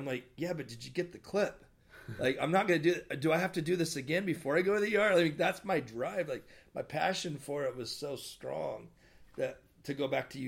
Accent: Portland, United States; moved away as an adult; also born or lived in Camas, Washington / Na'alehu, Hawaii; now in Long Beach, United States; I was born in Portland, and I was living outside the outskirts of Portland at the time. I graduated from a little small town called Camas, Washington

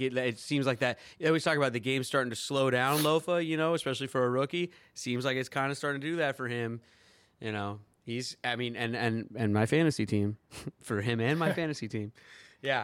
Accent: Edmonds, Washington, United States; moved away as an adult; also born or lived in New York / Los Angeles; born and raised in Edmonds, Washington

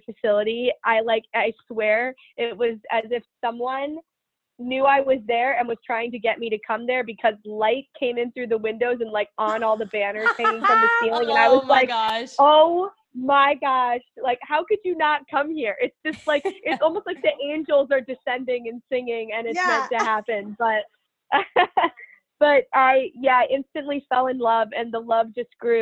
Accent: Chicago, Illinois, United States; moved away as an adult; also born or lived in Michigan; I came to Michigan wanting to be somewhere close to home. I'm from Chicago

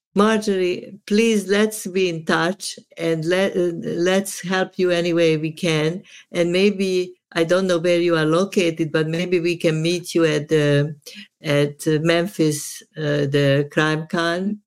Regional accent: Subotica, Vojvodina, Serbia; now in United States; I am from Yugoslavia

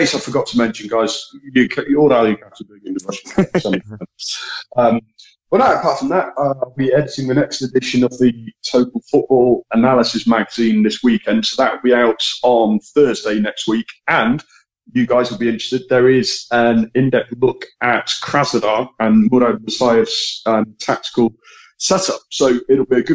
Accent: Manchester, North West England, United Kingdom; moved away; I was born in England, born in Manchester.

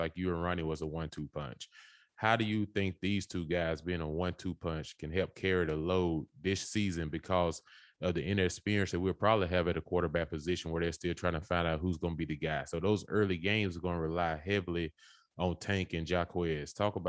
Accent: Mississippi, United States; I'm from Mississippi, and I've never worn cowboy boots.

